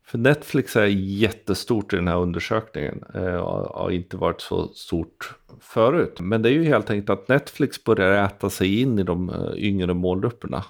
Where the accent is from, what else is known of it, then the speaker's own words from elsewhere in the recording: Sweden; som svensk befolkning